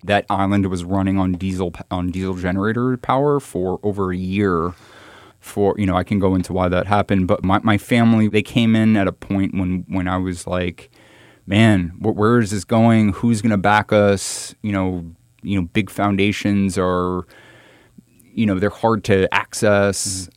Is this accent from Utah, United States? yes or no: no; New York, United States; I'm very close to growing up in New York